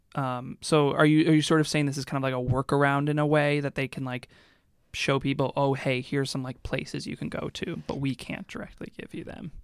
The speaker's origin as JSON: {"language": "English", "town": "Seattle", "region": "Washington", "country": "United States", "moved": "yes", "said": "I'm from Seattle, too"}